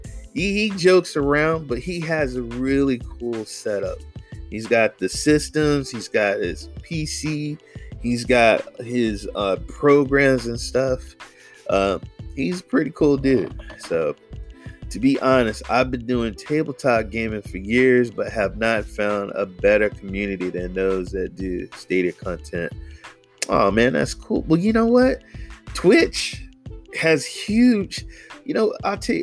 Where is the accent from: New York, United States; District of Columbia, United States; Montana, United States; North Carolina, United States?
North Carolina, United States; also born or lived in Louisiana; now in California, United States; I live in California. I was born in Louisiana. I'm from North Carolina